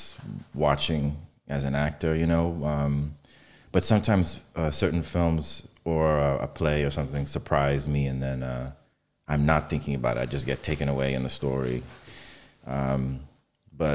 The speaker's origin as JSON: {"language": "English", "town": "New York City", "region": "New York", "country": "United States", "tie": "born or raised there", "said": "I grew up in New York, in Brooklyn, in Catholic church"}